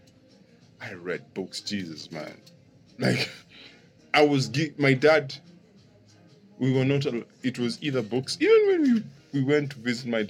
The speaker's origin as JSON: {"language": "English", "region": "Nairobi", "country": "Kenya", "tie": "born or raised there", "said": "I come from Langata, and it's an affluent area"}